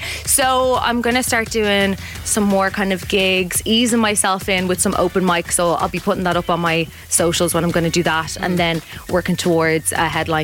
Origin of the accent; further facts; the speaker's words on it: Dublin, Leinster, Ireland; also born or lived in Finglas; I'm like from Ballymun and then was living in Finglas.